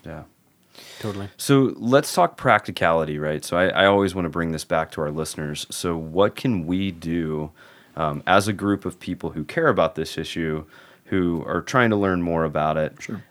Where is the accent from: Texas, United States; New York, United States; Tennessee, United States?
Tennessee, United States; now in Seattle, United States; I'm from Tennessee too